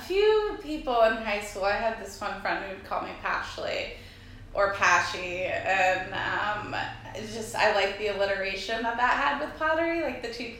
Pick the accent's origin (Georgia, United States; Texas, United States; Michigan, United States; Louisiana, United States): Georgia, United States; Rincon; now in Savannah, United States; I grew up in Effingham County in Rankin, Georgia, so only 30 minutes away.